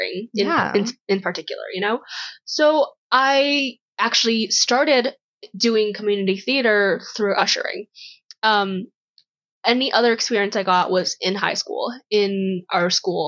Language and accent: English; Toronto, Ontario, Canada; we're from Toronto